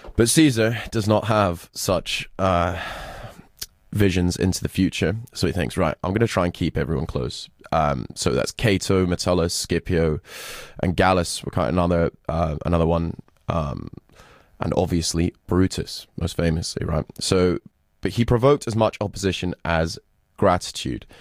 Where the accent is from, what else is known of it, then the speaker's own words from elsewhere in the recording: Scotland, United Kingdom; I'm Scottish